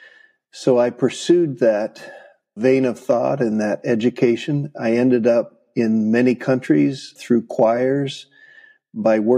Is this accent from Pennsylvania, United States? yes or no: no; Portland, Oregon, United States; I grew up in the Northwest. I found Jesus at a vacation Bible school out at Alpen Rose Dairy in the Portland, Oregon area